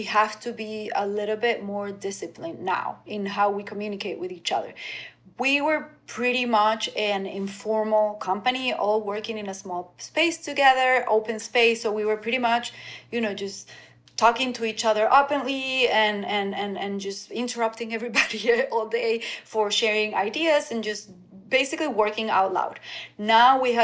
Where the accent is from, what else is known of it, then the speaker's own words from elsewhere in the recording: Venezuela; now in Miami, United States; I grew up in Venezuela, going to the beach every weekend